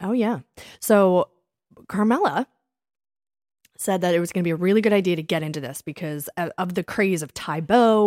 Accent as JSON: {"language": "English", "town": "Springfield", "region": "Pennsylvania", "country": "United States", "accent": "Philly/Delco", "said": "we are from Springfield, Pennsylvania. Delco"}